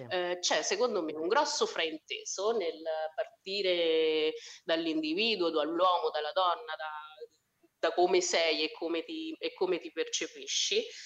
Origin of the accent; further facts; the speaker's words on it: Spello, Umbria, Italy; accent: Foligno; moved away as an adult; also born or lived in Foligno; now in Caserta, Italy; sono di Spello, che è la città che sta più vicina ad Assisi